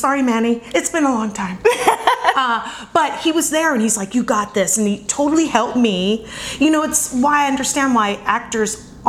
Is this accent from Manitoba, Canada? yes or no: no; Vancouver, British Columbia, Canada; also born or lived in Colorado; now in Los Angeles, United States; I am from Vancouver, British Columbia, but my boarding school was in Colorado, so that's what I consider my home.